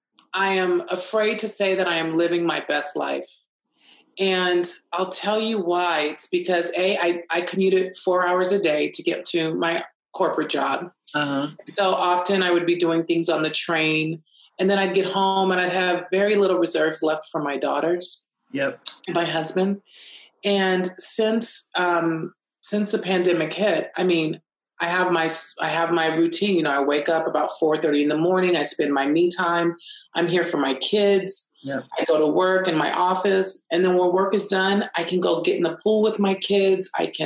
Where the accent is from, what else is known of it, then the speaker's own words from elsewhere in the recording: Los Angeles, California, United States; also born or lived in Texas / Germany; So, you know, I was born in Texas, lived in Germany, but my parents relocated to Los Angeles.